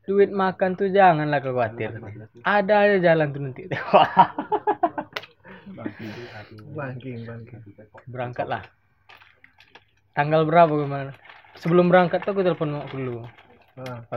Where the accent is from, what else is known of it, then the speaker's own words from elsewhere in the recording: Bali, Indonesia; enggak memang kami dari Bali udah nggak ada lagi orang dalam